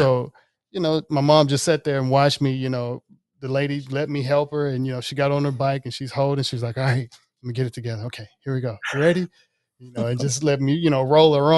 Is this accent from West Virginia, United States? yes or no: no; Mississippi, United States; now in Los Angeles, United States; I'm from Mississippi